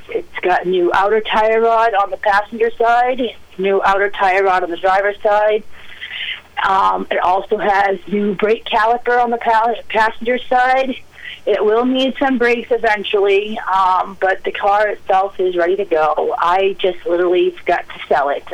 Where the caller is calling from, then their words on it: Mexico, Maine, United States; I'm calling from Mexico